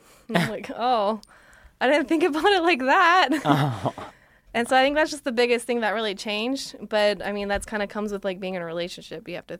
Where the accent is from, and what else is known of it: Folsom, California, United States; moved away as an adult; now in Los Angeles, United States